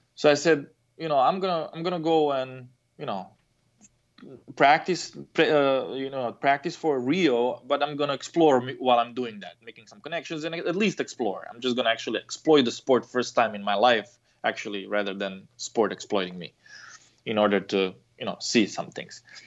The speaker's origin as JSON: {"language": "English", "country": "Croatia", "tie": "born or raised there", "moved": "yes", "lives_now": "United States", "said": "I come from Croatia."}